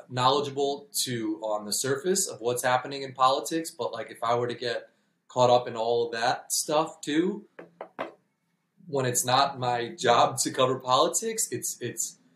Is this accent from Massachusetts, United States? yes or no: no; New York, United States; now in Illinois, United States; I'm from New York. I live in Illinois now